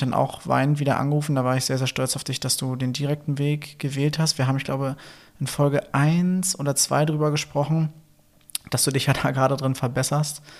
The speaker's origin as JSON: {"language": "German", "region": "Berlin", "country": "Germany", "accent": "Berliner", "said": "meinen Berliner Akzent"}